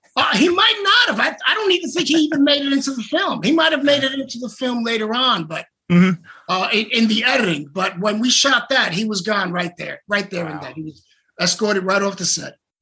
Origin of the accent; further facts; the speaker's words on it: New York City, New York, United States; I grew up in the South Bronx